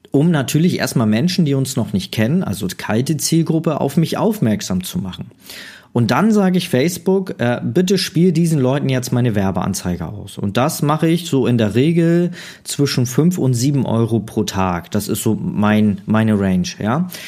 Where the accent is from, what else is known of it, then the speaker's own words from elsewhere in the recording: Neumünster, Schleswig-Holstein, Germany; Also bei mir in Schleswig-Holstein, ich komme ja aus Neumünster